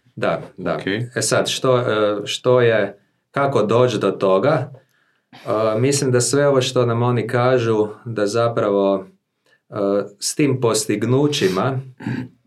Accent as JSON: {"language": "Croatian", "town": "Zagreb", "region": "City of Zagreb", "country": "Croatia", "tie": "born or raised there", "said": "ja sam rođen u Zagrebu, imam 40 godina, e, u obitelji sam odrasao s mamom, tatom"}